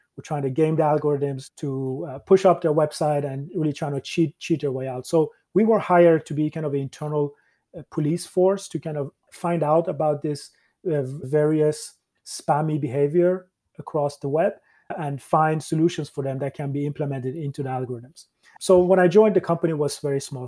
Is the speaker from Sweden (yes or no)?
yes; Sweden; moved away as an adult; also born or lived in Iran / Canada / Dublin, Ireland; when I moved as a child from Iran to Sweden